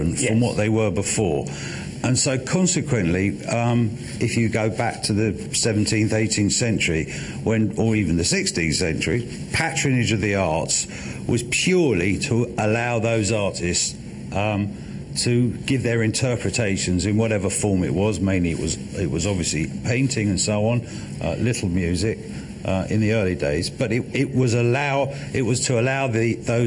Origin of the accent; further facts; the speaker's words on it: London, United Kingdom; I was born in London. I've lived, except when I'm on a plane, in London all my life